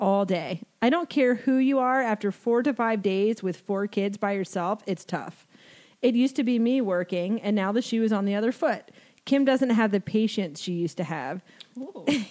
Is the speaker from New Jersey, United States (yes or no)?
yes; New Jersey, United States; I'm from New Jersey